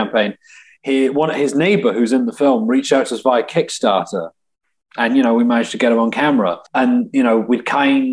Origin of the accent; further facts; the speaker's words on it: England, United Kingdom; moved away as an adult; now in Milwaukee, United States; because the accent I'm calling from England, but I've lived here and I haven't gone back to the UK in the last 3 years at this point